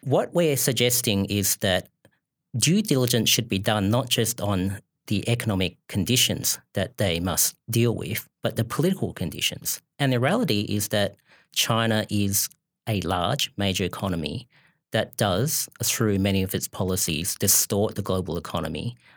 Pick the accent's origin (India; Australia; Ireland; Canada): Australia; As an Australian who visits the United States reg-, regularly